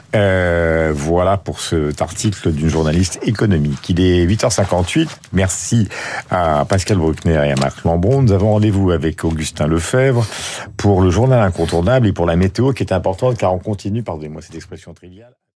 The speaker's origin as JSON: {"language": "French", "country": "France", "said": "je suis français"}